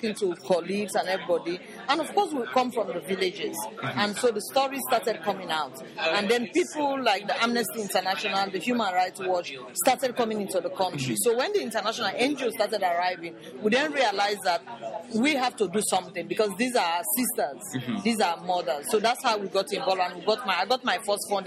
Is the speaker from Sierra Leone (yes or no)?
yes; Sierra Leone; I come from a very traditional background in Sierra Leone. The area of the country where I come from, women's rights don't exist